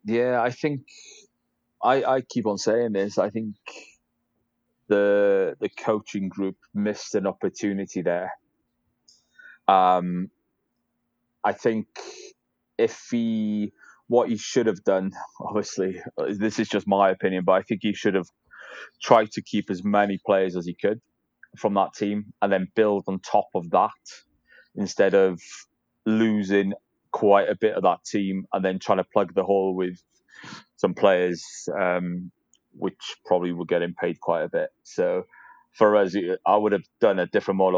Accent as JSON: {"language": "English", "town": "Caernarfon", "region": "Wales", "country": "United Kingdom", "moved": "yes", "said": "I'm from North Wales, so I, am from a place called Carnarvon"}